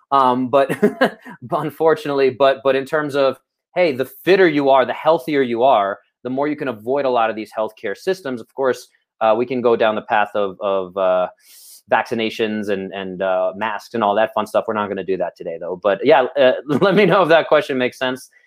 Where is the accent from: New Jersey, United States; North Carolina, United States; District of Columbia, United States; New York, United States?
New York, United States; New York City; we are from Brooklyn